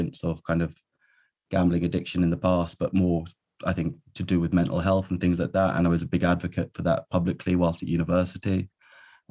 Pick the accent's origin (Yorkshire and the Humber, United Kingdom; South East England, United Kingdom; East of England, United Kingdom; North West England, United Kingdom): East of England, United Kingdom; near Cambridge in Suffolk; also born or lived in London / Birmingham; I was born in London to Irish parents, and then kind of grew up near Cambridge in Suffolk, in kind of the east of England